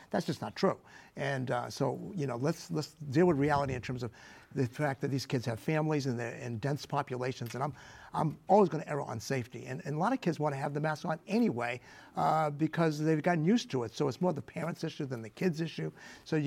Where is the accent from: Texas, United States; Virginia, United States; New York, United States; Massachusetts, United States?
Massachusetts, United States; Boston; now in Rhode Island, United States; I'm from Boston